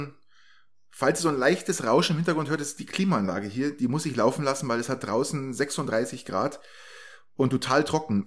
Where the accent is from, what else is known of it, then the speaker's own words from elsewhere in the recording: Germany; als blöder Deutscher